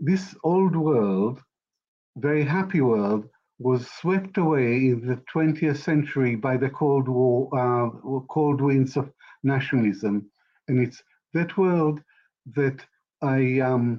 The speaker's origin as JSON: {"language": "English", "country": "Israel", "tie": "born or raised there", "also_born_or_lived": "Baghdad, Iraq", "moved": "yes", "said": "born in Baghdad in 1945 to a Jewish family. And when I was 5 years old, my family moved to Israel. So I went to school in Israel"}